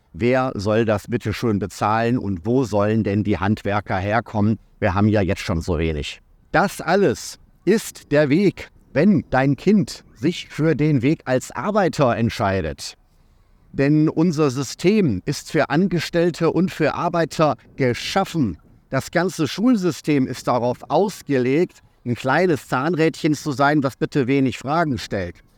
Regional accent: Ruhr area, North Rhine-Westphalia, Germany; moved away; meiner Heimat, also auch im Ruhrgebiet

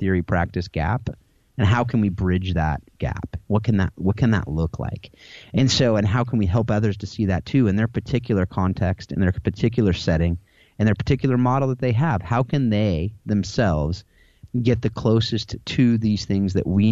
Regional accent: United States; I'm an American, and that's my background

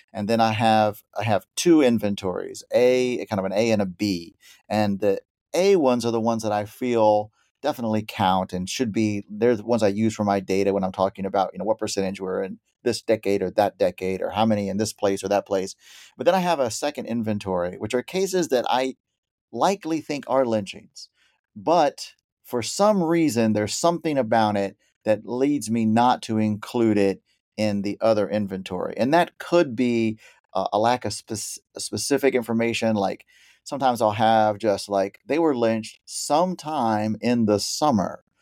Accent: Chalk Bluff, Texas, United States; now in New Jersey, United States; I am originally from Texas. I grew up outside of Waco in a little place called Chalk Bluff

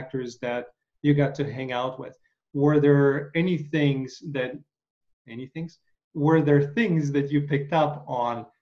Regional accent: Chicago, Illinois, United States; I'm from Chicago, so it's not like I come from a small city

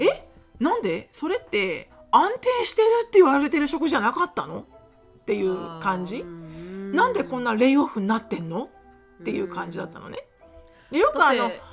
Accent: Japan; born or raised there; moved away

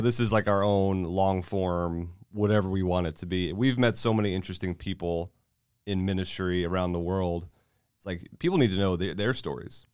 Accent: Florida, United States; moved away as an adult; also born or lived in California; now in Texas, United States; I'm in Florida

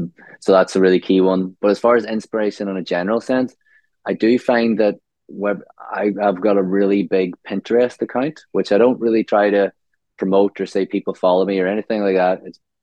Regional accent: Omagh, Northern Ireland, United Kingdom; moved away as an adult; now in Australia; So I grew up in a small town called Omagh in Northern Ireland. So Ireland.

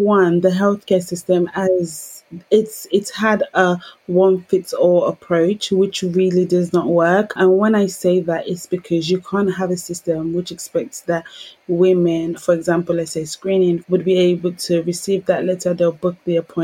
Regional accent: London, United Kingdom; Growing up in Peckham, Southeast London

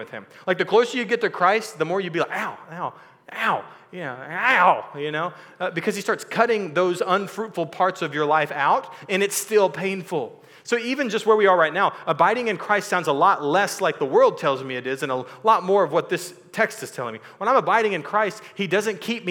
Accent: Texas, United States; I was born and raised in Texas, so I lived in this culture.

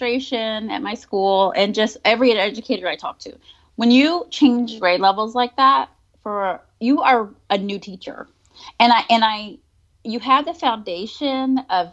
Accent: Virginia, United States; moved away as an adult; now in Georgia, United States; when I moved to Georgia, because I'm originally from Virginia. When I moved to Georgia in 2013

